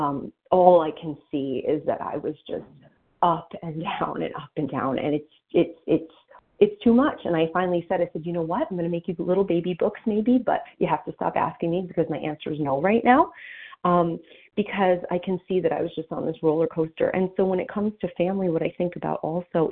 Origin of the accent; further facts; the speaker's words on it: New Jersey, United States; now in Pennsylvania, United States; I'm from New Jersey